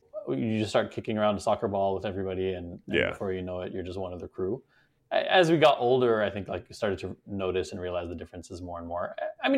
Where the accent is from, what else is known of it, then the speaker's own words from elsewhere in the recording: Beijing, China; So my parents are originally Iranian, but I grew up in China. So I spent most of my life in Beijing, basically from when I was born until I finished high school.